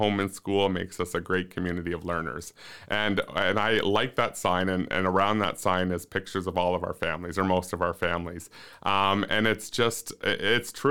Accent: Ontario, Canada; moved away; growing up in Ontario, I went to larger schools

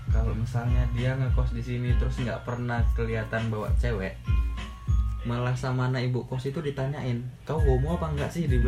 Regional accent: Java, Indonesia; yang sebagai orang Jawa orang Jawa juga kan di situ

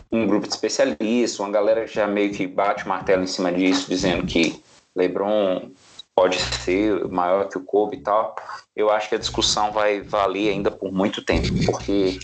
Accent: Brazil; enquanto brasileiro

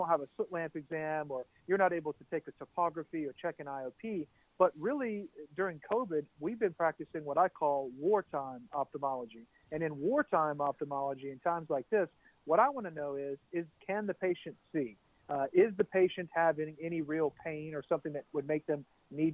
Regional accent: Baton Rouge, Louisiana, United States; I'm from Baton Rouge, Louisiana.

